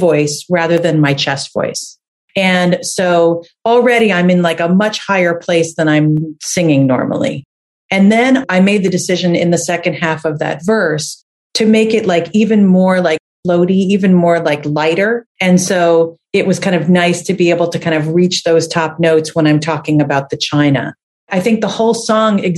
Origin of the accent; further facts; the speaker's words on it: New Jersey, United States; now in Boston, United States; I'm from New Jersey and I lived in a house that I think was built in the 1800s or something like